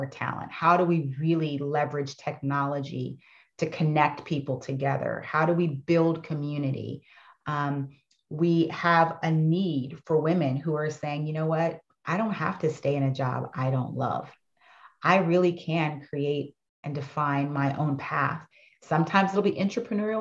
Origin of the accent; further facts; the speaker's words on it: Fayetteville, North Carolina, United States; my childhood growing up in Fayetteville, North Carolina was pretty amazing